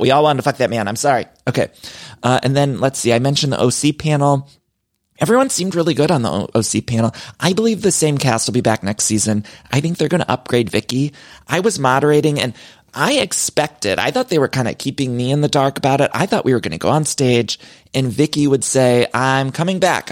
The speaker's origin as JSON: {"language": "English", "town": "Cleveland", "region": "Ohio", "country": "United States", "tie": "born or raised there", "said": "Cleveland, my hometown"}